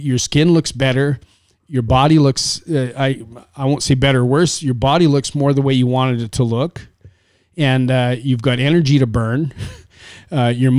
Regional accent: Canada; I was born and raised in Canada

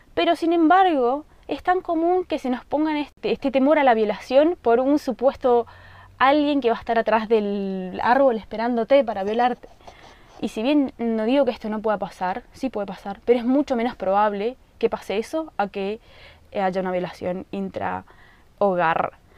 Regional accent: Colonia Aurora, Misiones, Argentina; yo nací en Colonia Aurora, un lugar muy chiquito, en Misiones, Argentina, en el campo

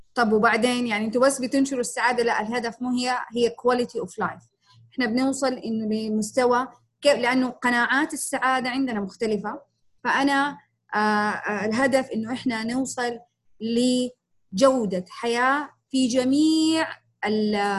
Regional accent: Jeddah, Makkah Province, Saudi Arabia; في المملكة عندنا في جدة

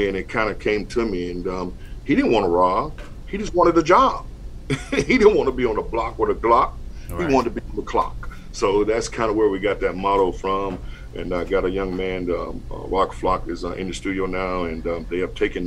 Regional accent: North Carolina, United States; moved away; a school in North Carolina in my hometown

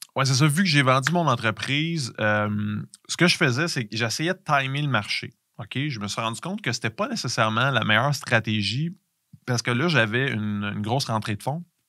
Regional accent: Canada; en tant que Canadien

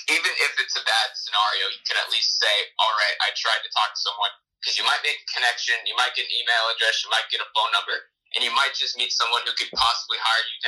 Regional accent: Phoenix, Arizona, United States; grew up in the Phoenix area

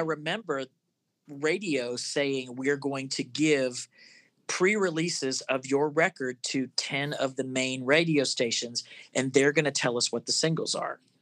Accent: Florida, United States; I grew up in Florida

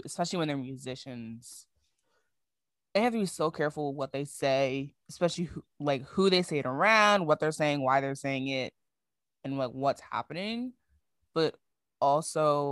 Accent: Barbados; I am from Barbados.

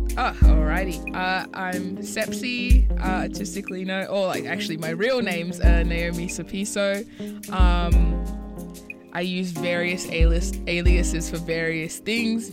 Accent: Botswana; I was born in Botswana, and neither of my parents are from Botswana

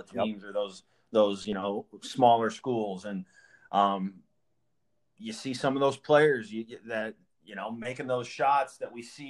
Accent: Oskaloosa, Iowa, United States; I'm from the Oskaloosa area

